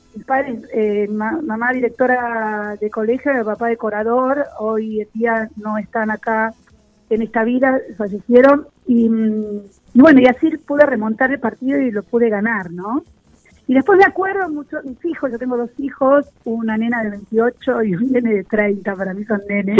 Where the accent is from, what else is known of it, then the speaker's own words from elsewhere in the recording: Buenos Aires, Argentina; yo nací acá en Villurquiza